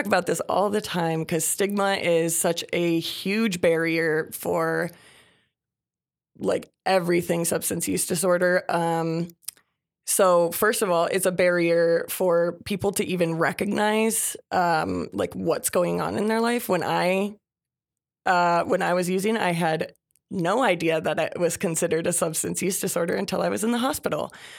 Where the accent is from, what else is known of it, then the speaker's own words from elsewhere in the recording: Minnesota, United States; I'm from Minnesota. I have lived everywhere